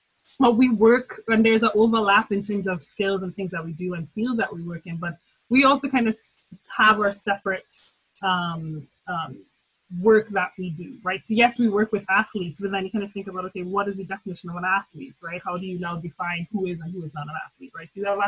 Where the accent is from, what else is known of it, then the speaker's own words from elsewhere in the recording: Trinidad & Tobago; now in St. Louis, United States; So and I'm originally from Trinidad and Tobago, hence the glorious accent that will come out of my mouth too often. And I live and I reside in St. Louis.